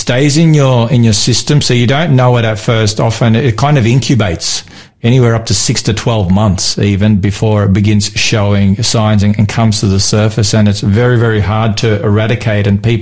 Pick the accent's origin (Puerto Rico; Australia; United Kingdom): Australia; Melbourne, Victoria; my hometown of Melbourne